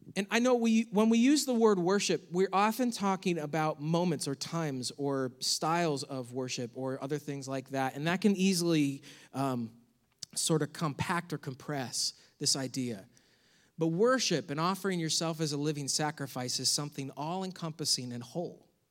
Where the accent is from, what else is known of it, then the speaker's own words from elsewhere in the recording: United States; as American Christians